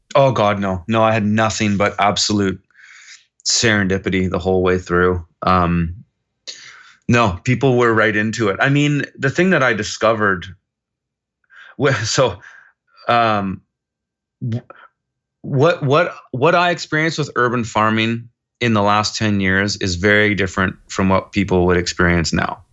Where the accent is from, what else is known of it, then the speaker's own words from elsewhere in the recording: Kelowna, British Columbia, Canada; moved away as an adult; also born or lived in Montreal; I was born and raised here in Kelowna